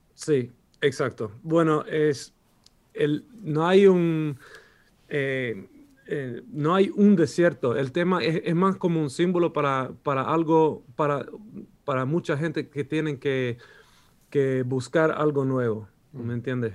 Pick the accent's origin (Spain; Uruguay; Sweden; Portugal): Sweden; Spanish is a second language; los dos somos suecos